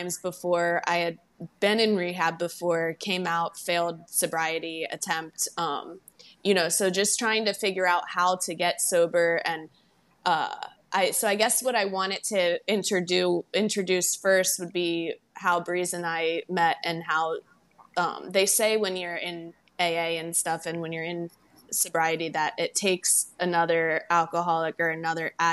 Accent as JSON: {"language": "English", "town": "Baltimore", "region": "Maryland", "country": "United States", "moved": "yes", "lives_now": "Naples, United States", "said": "I am from Baltimore, Maryland, and I live in Naples, Florida"}